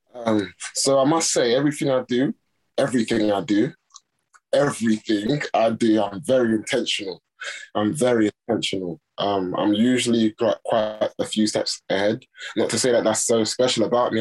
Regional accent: Nigeria; I'm Nigerian Yoruba.

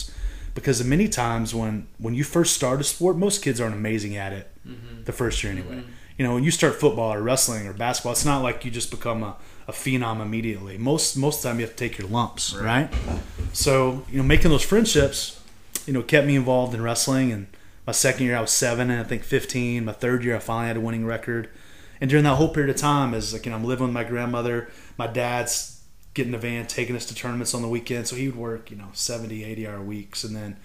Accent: Texas, United States; now in Pennsylvania, United States; I'm from Texas

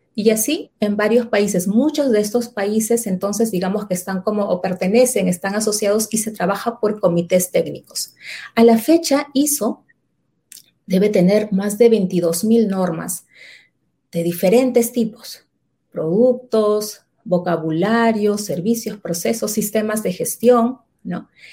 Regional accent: Lima, Peru; yo nací y vivo actualmente en Lima, en la ciudad de Lima, en la parte este de la ciudad, en Lima, Perú

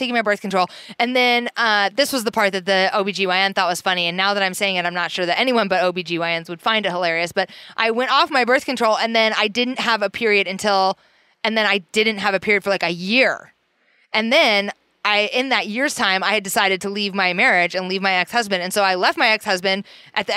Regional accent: Iowa, United States; now in Portland, United States; growing up in Iowa

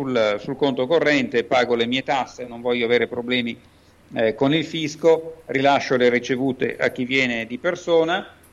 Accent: Milan, Lombardy, Italy; Sono milanese e abito a Milano.

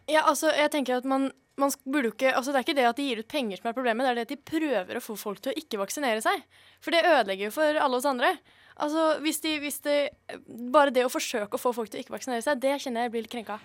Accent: Nøtterøy, Vestfold, Norway; moved away; Jeg er fra Nøtterøy. Et ekte nøttlending

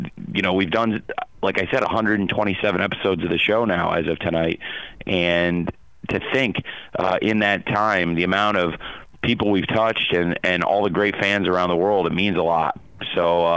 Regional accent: Champaign, Illinois, United States; I grew up in Champaign, Illinois, around the college football and college basketball teams of the University of Illinois

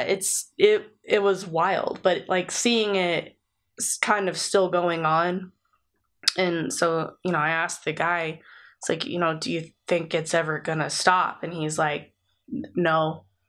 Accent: United States; we're American

